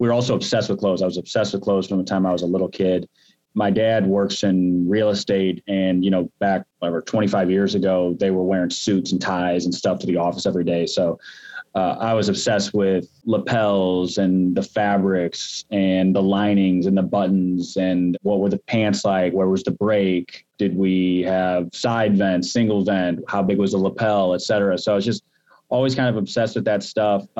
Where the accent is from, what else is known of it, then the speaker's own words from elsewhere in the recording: Midwest, United States; also born or lived in St. Louis, Missouri; we grew up in the Midwest, we're in St. Louis